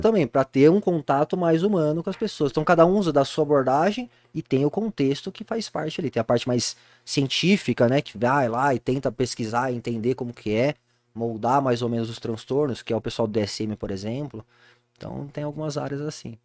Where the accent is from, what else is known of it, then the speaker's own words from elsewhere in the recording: Jundiaí, São Paulo, Brazil; now in Itupeva, Brazil; Eu nasci em Jundiaí, sou nascido e criado aqui